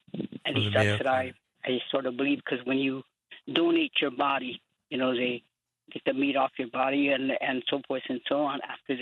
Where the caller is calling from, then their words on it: Oglala, South Dakota, United States; Yeah, this I'm calling from Oglala.